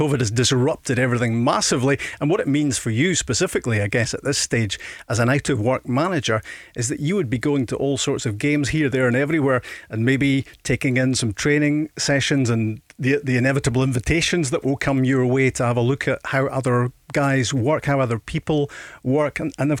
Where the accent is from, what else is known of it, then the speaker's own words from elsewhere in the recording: Invergordon, Scotland, United Kingdom; I come from there, so I come from Invergordon